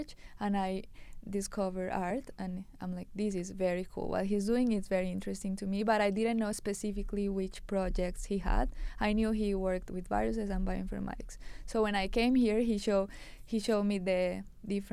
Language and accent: English; Colombia; moved away as an adult; I was from Colombia.